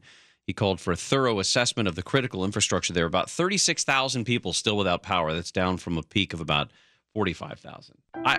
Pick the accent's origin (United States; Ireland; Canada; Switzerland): United States; Kansas; I think there's also something about being from Kansas. Usually people think I'm from New York.